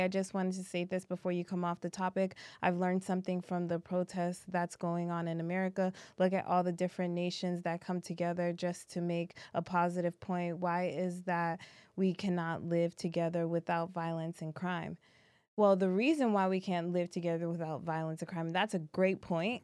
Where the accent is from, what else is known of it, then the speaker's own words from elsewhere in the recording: Haiti; Haiti uh, where we're Haitian